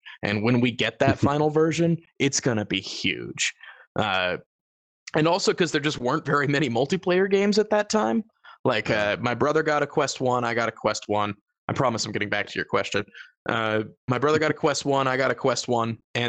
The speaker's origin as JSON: {"language": "English", "region": "Georgia", "country": "United States", "said": "I'm from Georgia. I can do it."}